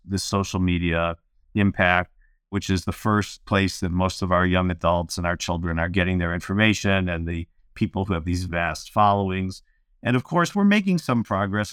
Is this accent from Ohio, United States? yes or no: yes; Cleveland, Ohio, United States; I grew up in Cleveland